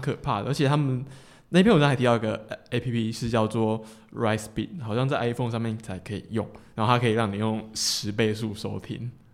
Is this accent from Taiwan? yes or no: yes; Tainan, Taiwan; 我是台南人啊